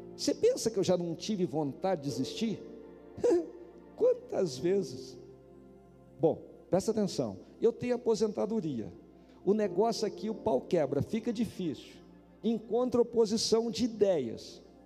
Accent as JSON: {"language": "Portuguese", "region": "Paraná", "country": "Brazil", "also_born_or_lived": "Campo Mourão, Paraná", "moved": "yes", "lives_now": "Brasília, Brazil", "said": "vocês sabem que eu sou do Paraná. Campo Mourão eu morei lá"}